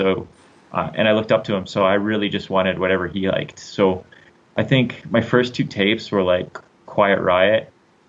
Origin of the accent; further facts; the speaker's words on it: Calgary, Alberta, Canada; I grew up here in Calgary. I'm born and raised in Calgary.